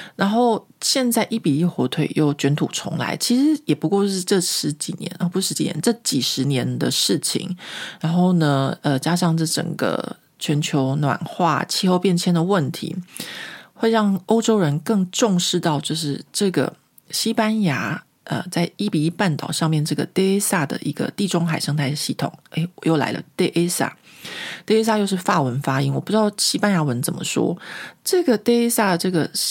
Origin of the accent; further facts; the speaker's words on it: Taiwan; now in Paris, France; 我觉得这个就是我很台湾人的部分